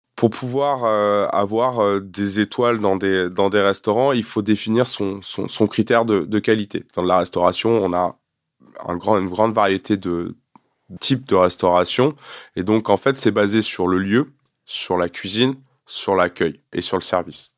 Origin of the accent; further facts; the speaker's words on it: France; also born or lived in Quebec, Canada; je suis un vrai Français.